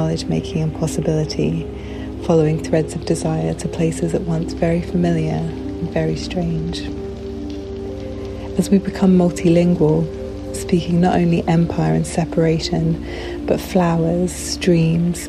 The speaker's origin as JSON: {"language": "English", "town": "Canterbury", "region": "South East England", "country": "United Kingdom", "tie": "born or raised there", "also_born_or_lived": "Santa Cruz, California", "moved": "as an adult", "said": "I was born in a town in Kent, and I grew up in Canterbury"}